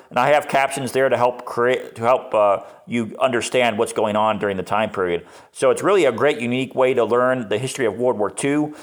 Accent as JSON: {"language": "English", "town": "Akron", "region": "Ohio", "country": "United States", "tie": "born or raised there", "said": "what makes my hometown unique is it's the rubber city known as the City of Invention"}